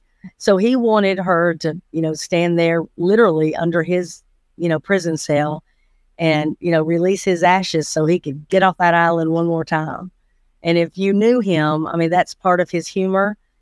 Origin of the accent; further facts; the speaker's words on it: Atlanta, Georgia, United States; I was born in Atlanta, Georgia. Uh, grew up in Fulton County my entire life, even went to college in downtown Atlanta